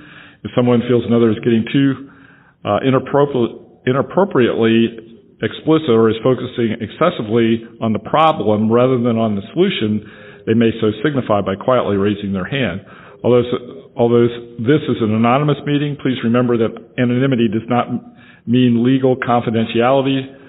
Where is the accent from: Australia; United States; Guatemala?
United States; Franklin, Tennessee; And like I said, I'm from Franklin, Tennessee.